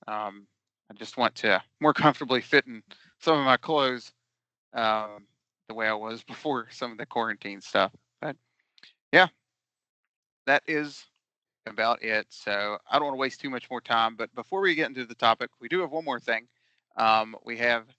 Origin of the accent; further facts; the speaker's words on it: West Virginia, United States; I'm from West Virginia